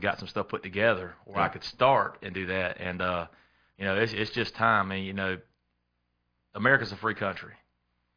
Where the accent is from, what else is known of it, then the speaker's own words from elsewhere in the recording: Lexington, South Carolina, United States; also born or lived in Columbia, South Carolina; I'm from Lexington. I've been in the Red Bank area all my life. We was actually in Columbia till I was about four